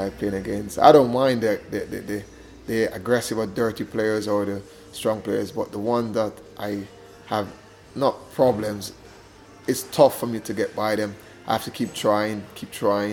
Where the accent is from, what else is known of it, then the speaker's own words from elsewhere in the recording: Jamaica; moved away; growing up in Jamaica